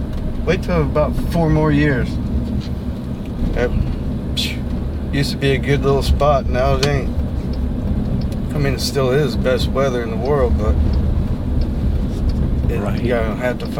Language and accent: English; Illinois, United States; now in Naples, United States; I'm originally from Illinois. Been here 25 years.